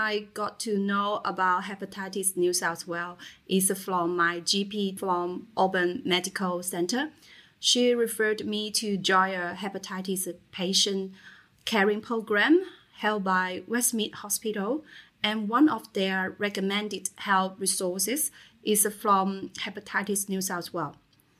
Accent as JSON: {"language": "English", "country": "China", "moved": "as an adult", "lives_now": "Australia", "said": "When I was 23 years old, I came to Australia from China for further study. I decided to stay in Australia after graduation."}